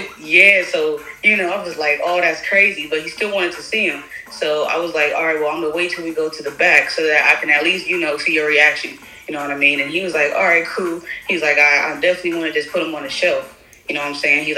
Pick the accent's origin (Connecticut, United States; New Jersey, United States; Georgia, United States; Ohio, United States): Ohio, United States; Columbus; now in Raleigh, United States; I'm from Columbus, Ohio. I'm currently located out in Raleigh, North Carolina.